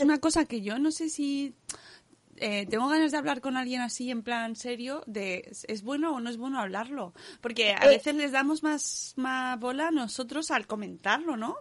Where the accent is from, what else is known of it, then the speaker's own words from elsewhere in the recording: Cáceres, Extremadura, Spain; En mi pueblo también se puede ir, ¿eh? En Cáceres.